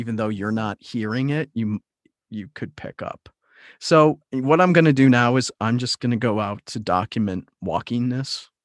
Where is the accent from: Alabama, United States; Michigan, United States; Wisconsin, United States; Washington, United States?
Wisconsin, United States; now in Seattle, United States; I'm from Wisconsin originally